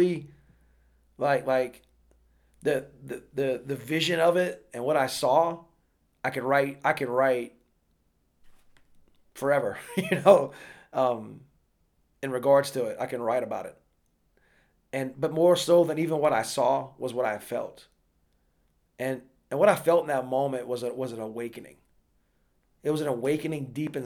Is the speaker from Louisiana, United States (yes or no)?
yes; Louisiana, United States; moved away; I was living in Louisiana back then, my home country.